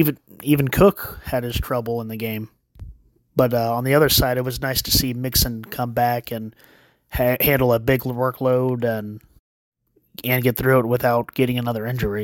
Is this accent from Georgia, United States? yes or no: no; Florida, United States; I'm actually from Florida, right down the road from Gainesville